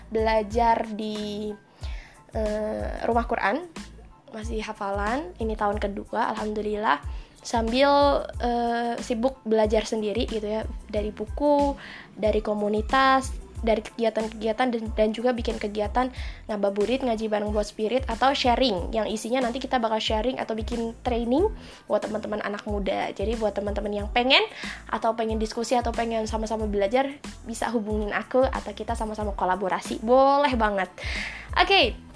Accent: Kendal, Central Java, Indonesia; aku asalnya dari Kendal, nggak banyak yang tahu kota Kendal ini, maka aku selalu bilang Semarang gitu ya.

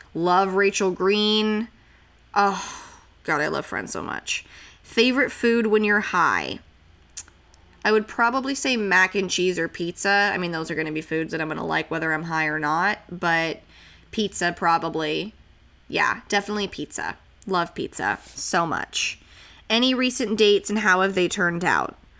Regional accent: Santa Clarita, California, United States; moved away; growing up in Santa Clarita

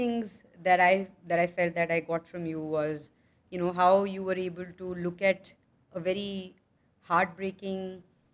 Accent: Jaipur, Rajasthan, India; I come from Jaipur

